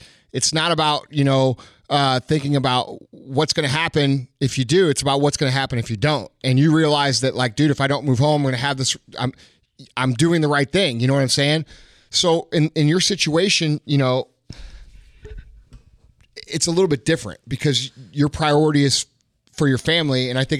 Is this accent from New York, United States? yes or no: no; Missouri, United States; No, man, I'm from Missouri. We don't have that shit here.